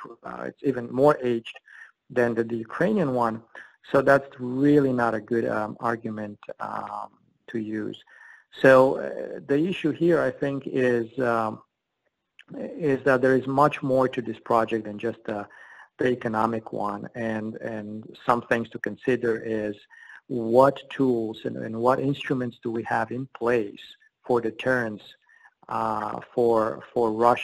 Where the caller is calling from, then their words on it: Abu Dhabi, United Arab Emirates; I'm calling from Abu Dhabi, and I had to go through a VPN